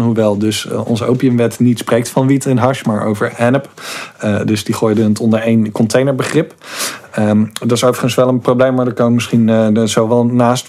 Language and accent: Dutch; Goes, Zeeland, Netherlands; ik opgegroeid in Goes